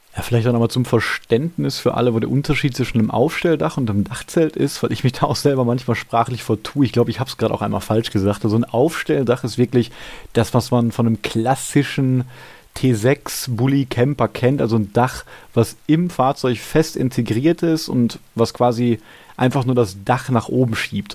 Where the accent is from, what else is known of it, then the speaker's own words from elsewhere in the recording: Gladbeck, North Rhine-Westphalia, Germany; in meiner Heimatstadt in Gladbeck